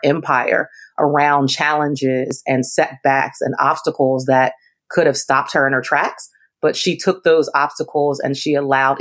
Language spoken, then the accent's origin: English; Baltimore, Maryland, United States; I was born and raised in Baltimore, Maryland